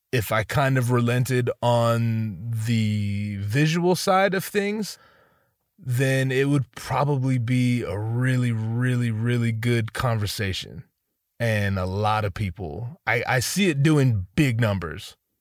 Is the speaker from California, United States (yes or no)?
yes; Northern California, United States; I didn't grow up in Southern California. I grew up in Northern California